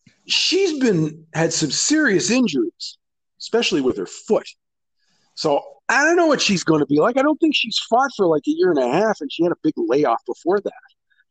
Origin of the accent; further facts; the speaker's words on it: Canada; Of course, I'm Canadian.